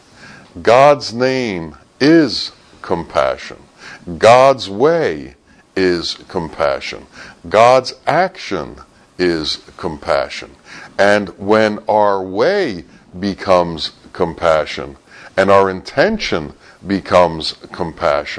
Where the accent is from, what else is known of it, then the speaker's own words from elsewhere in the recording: United States; from America